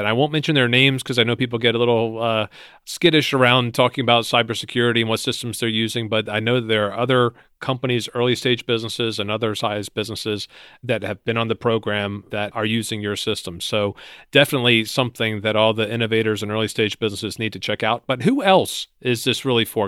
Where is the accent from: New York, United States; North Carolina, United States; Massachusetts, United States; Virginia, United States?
Virginia, United States; based in my home state, in Virginia, outside of Washington, D C